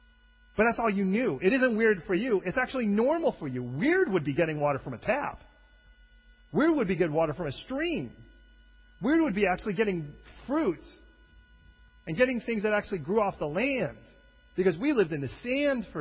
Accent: Chicago, Illinois, United States; I was born and raised in Chicago, Southside

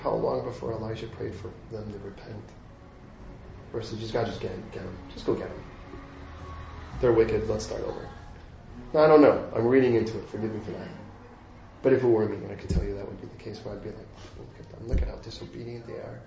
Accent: United States; I'm American

